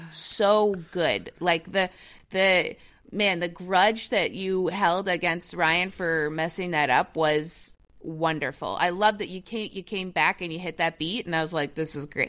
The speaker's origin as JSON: {"language": "English", "town": "Toronto", "region": "Ontario", "country": "Canada", "tie": "born or raised there", "said": "my hometown, Toronto, Ontario"}